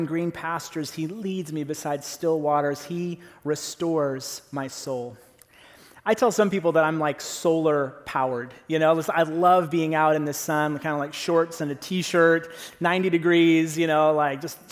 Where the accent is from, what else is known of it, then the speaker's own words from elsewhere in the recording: Fremont, California, United States; also born or lived in Oakland, California; I grew up here in the Bay Area. I was born over in Oakland